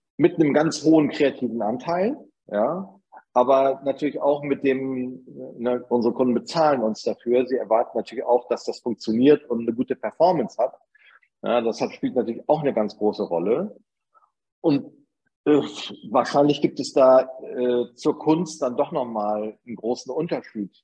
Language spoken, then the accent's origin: German; Bremen, Germany; accent: northern German; moved away as an adult; now in Upper Bavaria, Germany; dass ich äh, wohl nach meinem Dialekt auch oder nach meiner Aufnahme ja. eindeutig aus Norddeutschland komme und nicht ja. aus Bayern